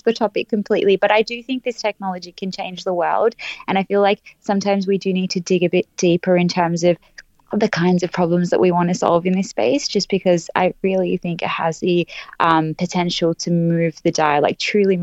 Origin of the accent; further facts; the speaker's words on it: Australia; I'm from Australia